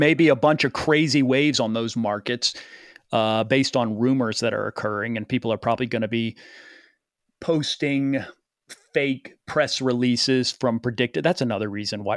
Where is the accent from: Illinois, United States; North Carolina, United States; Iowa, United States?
North Carolina, United States; Chapel Hill; moved away; also born or lived in New York; growing up in Chapel Hill, it's not a city of industry